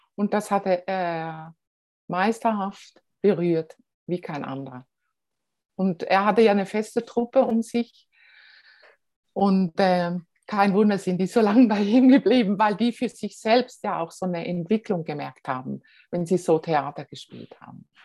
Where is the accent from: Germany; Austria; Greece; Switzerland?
Switzerland; Als Schweizer